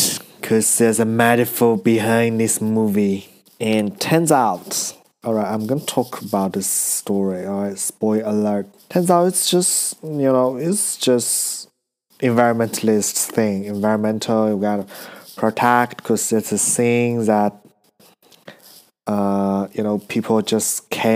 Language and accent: English; China; moved away as an adult; now in Australia; I'm from China